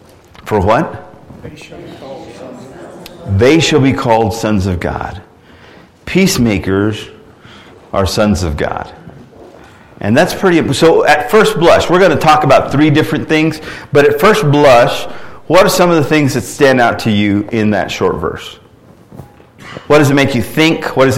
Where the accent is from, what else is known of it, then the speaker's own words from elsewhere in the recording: Orlando, Florida, United States; born there; And so I was born in Orlando, Florida.